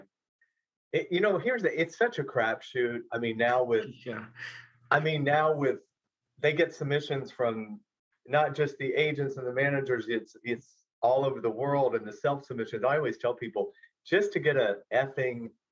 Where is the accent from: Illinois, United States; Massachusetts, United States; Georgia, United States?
Georgia, United States; moved away as an adult; now in Los Angeles, United States; I was 23 from Georgia